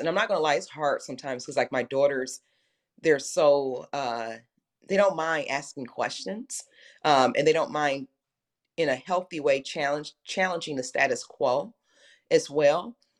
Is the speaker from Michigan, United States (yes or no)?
yes; Detroit, Michigan, United States; I grew up in Detroit